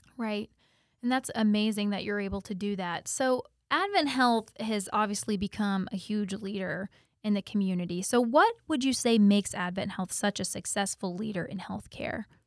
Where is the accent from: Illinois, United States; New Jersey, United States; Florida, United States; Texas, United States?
Florida, United States; Auburndale; I'm actually from Auburndale, too, but, you know, I get the best of both worlds 'cause I live in Auburndale